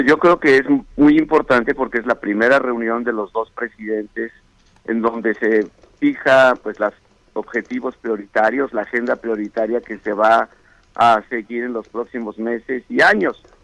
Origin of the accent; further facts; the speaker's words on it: Mexico; como mexicano